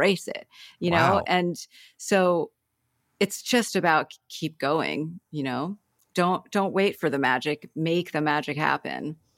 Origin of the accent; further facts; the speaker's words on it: Ohio, United States; now in Mill Valley, United States; I grew up in Ohio.